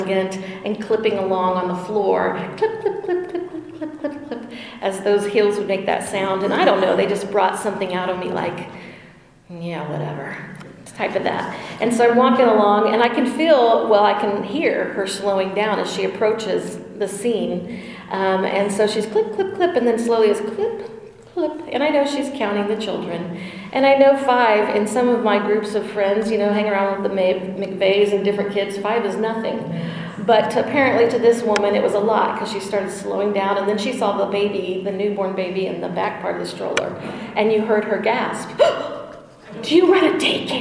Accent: El Dorado, United States; Growing up in El Dorado

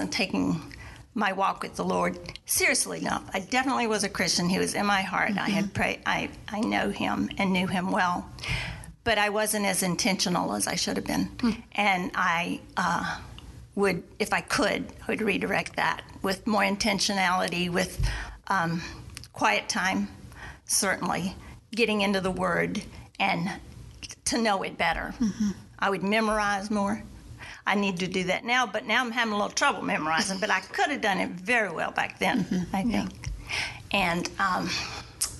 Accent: South Carolina, United States; moved away as an adult; also born or lived in Washington, D.C.; I was from the South, mm-hmm. South Carolina. I mean, there, I was an old maid at 30

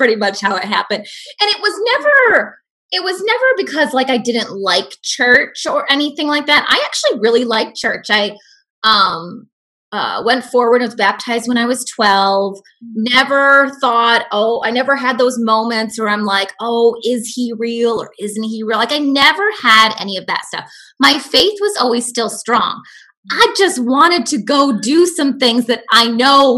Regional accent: Flint, Michigan, United States; moved away as an adult; now in Maryland, United States; I'm originally from Michigan, born and raised

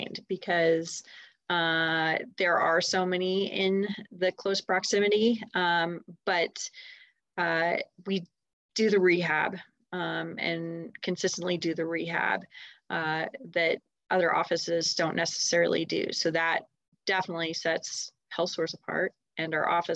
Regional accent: Steamboat Springs, Colorado, United States; also born or lived in Denver suburbs, Colorado; now in Denver, United States; I grew up in Steamboat Springs.

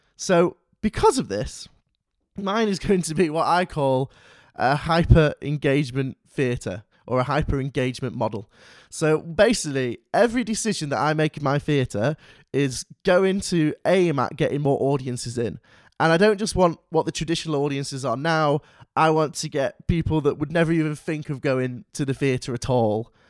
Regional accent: Manchester, North West England, United Kingdom; I'm from Manchester

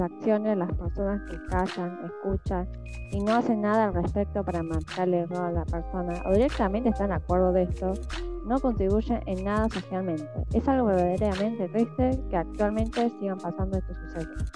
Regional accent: Argentina; los argentinos como que nos pusimos creativos

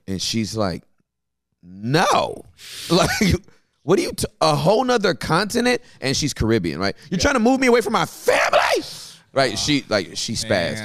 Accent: Inglewood, California, United States; I'm born and raised in Inglewood

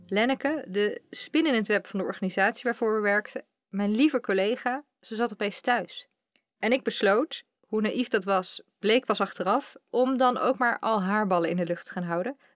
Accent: Utrecht, Netherlands; ik kom uit Utrecht. En daar woon ik nu na heel wat omzwervingen door Nederland samen met mijn vriend.

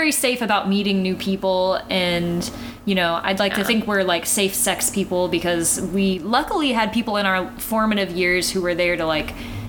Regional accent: the South, United States; we were raised in the South.

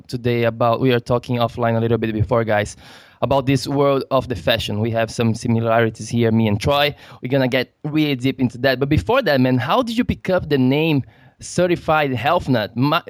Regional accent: Brazil; I'm from Brazil

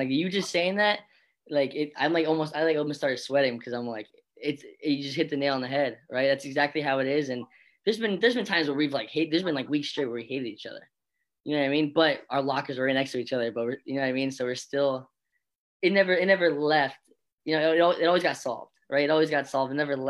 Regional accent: Florida, United States; born there; I was born in Florida as well.

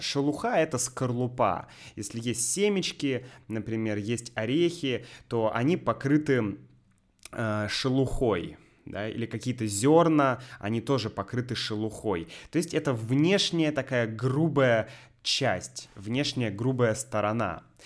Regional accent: Saint Petersburg, Russia; moved away as an adult; now in Sevastopol; мой родной город Санкт-Петербург

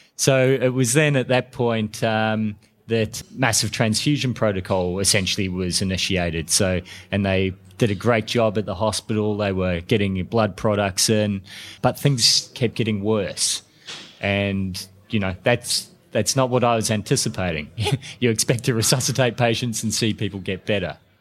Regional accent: New Zealand; now in Melbourne, Australia; I'm a New Zealander, but I live in Australia and I'm in Melbourne

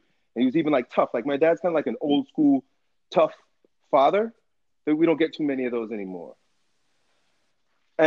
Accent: United States; I grew up here in America, in American schools

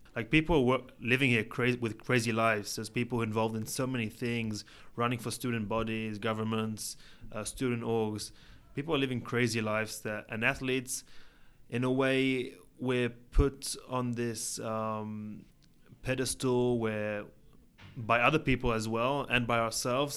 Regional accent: Israel; also born or lived in England; I was born in England, and when I was three years old, my family moved to Israel

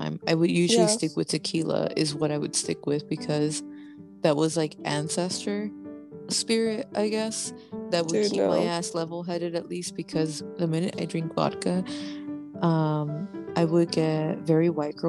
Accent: Panama; I'm Panamanian.

